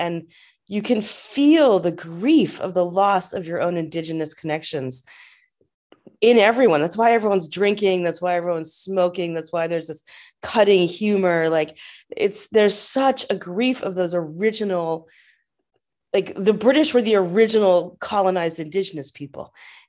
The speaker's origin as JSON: {"language": "English", "country": "United States", "also_born_or_lived": "Africa", "moved": "as an adult", "lives_now": "England", "said": "as an American who'd spent, you know, 15 years living and working and living in Africa"}